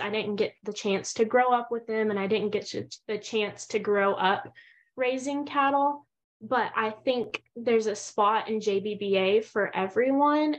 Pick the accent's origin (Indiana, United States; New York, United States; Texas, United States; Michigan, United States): Texas, United States; Denton; I'm originally from Denton, Texas, and I'm currently attending school at Texas A&M University